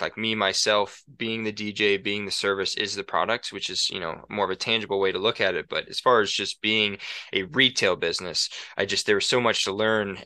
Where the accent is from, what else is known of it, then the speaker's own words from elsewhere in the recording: Rockford, Illinois, United States; moved away as an adult; also born or lived in La Crosse, Wisconsin; now in Montana, United States; I grew up in Rockford, Illinois, lived there for eighteen years until I went to college in La Crosse, Wisconsin for five years, and now I live in Montana.